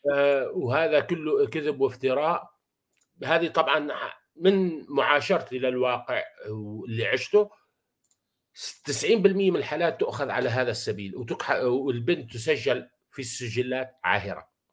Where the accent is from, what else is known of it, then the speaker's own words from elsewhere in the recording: Syria; عندنا بسوريا